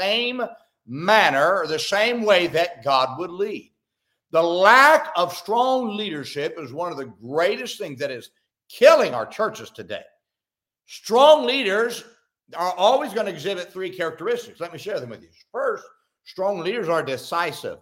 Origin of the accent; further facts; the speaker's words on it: Salinas, California, United States; now in Oklahoma City, United States; where I grew up in Salinas, California